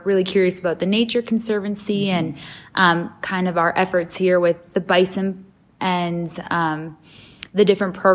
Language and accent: English; Minnesota, United States; now in Nashville, United States; I grew up in Minnesota, the youngest of eight